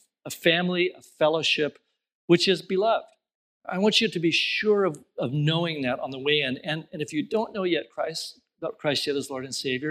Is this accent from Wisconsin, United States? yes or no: no; Southern California, United States; I grew up in Southern California in the country, small town in the country